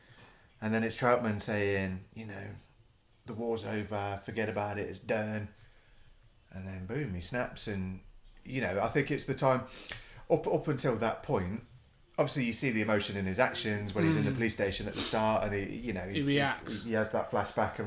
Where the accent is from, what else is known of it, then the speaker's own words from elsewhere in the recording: England, United Kingdom; being English and not born in the 60s